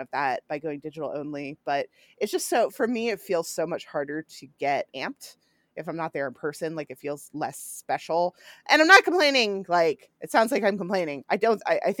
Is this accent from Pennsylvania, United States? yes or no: yes; York, Pennsylvania, United States; moved away; I'm here in my hometown helping my mom out through all of this. And we have the country's oldest county fair here, the York Fair